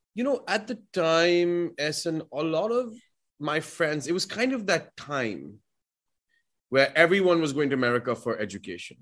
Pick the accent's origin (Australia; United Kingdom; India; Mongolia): India; Delhi; moved away as an adult; now in United States; I grew up in Delhi, so I grew up with a lot of people from Pakistan